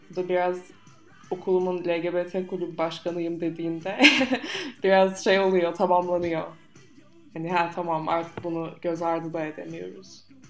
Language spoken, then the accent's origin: Turkish; United States; accent: American; now in Turkey; Türkçe Amerikan aksanıyla konuşuyorum.